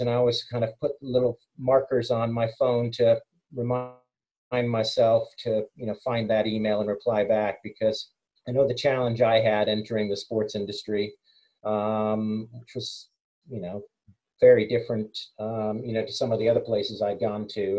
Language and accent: English; United States; moved away as an adult; also born or lived in England; now in United Kingdom; I'm English, born here, moved to the States and came back